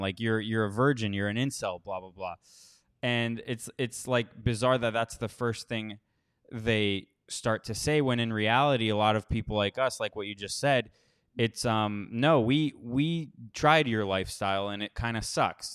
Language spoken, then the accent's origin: English; Miami, Florida, United States; now in Costa Rica; I grew up mostly in Miami.